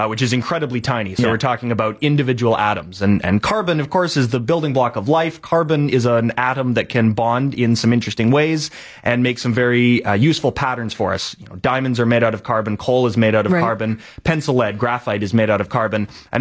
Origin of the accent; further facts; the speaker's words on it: Lower Mainland, British Columbia, Canada; I grew up in the Lower Mainland, so I have some great memories of being in Science World